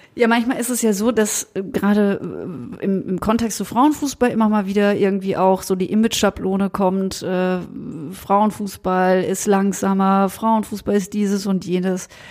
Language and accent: German; countryside near Freiburg, Baden-Württemberg, Germany; weil ich auf dem Land groß geworden bin. Mein nächster Verein war der SC Freiburg. Ja, ja. 40 Minuten entfernt von meinem Heimatort